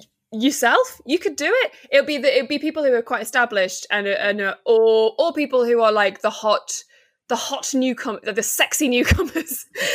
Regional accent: North West England, United Kingdom; also born or lived in Liverpool; No, grew up in northwest Cheshire.

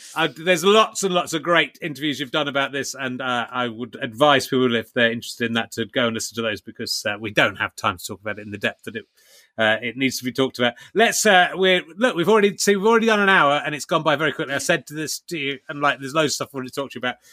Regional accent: Somerset, South West England, United Kingdom; moved away; I grew up in Somerset

